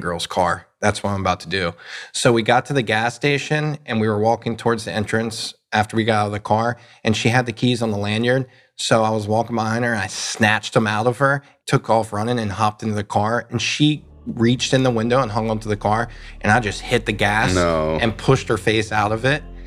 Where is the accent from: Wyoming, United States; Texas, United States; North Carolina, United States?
North Carolina, United States; I'm from North Carolina